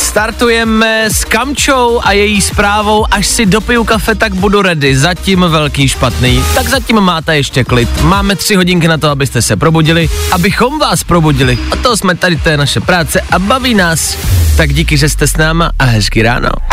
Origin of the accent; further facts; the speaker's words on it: Pilsen, Plzeň Region, Czechia; u nás v Plzni